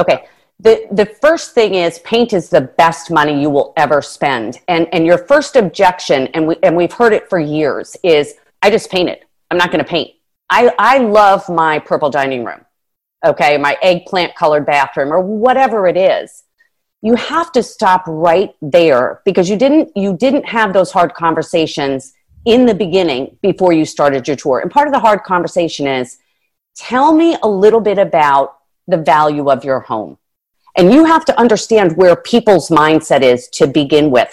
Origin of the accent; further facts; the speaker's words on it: New Jersey, United States; moved away as an adult; also born or lived in Washington, District of Columbia, United States / Palm Beach; I'm from Jersey